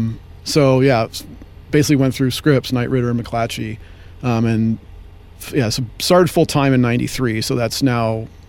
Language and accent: English; San Rafael, California, United States; moved away as an adult; now in San Luis Obispo, United States; So, I'm originally from the Bay Area. So I grew up in San Rafael.